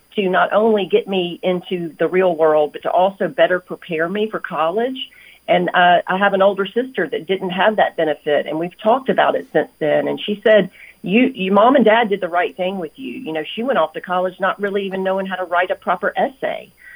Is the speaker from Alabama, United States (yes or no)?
yes; Selma, Alabama, United States; now in Birmingham, United States; I grew up in Selma, Alabama